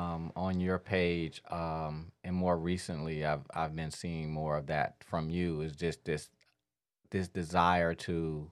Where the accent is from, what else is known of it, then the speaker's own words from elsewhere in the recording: Detroit, Michigan, United States; Growing up on the east side